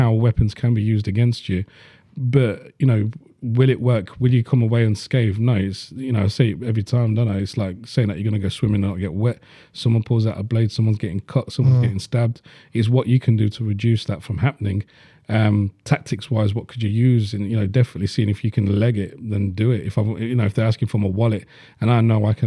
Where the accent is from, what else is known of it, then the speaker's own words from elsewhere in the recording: Leeds, Yorkshire and the Humber, United Kingdom; I grew up in Burma at Leeds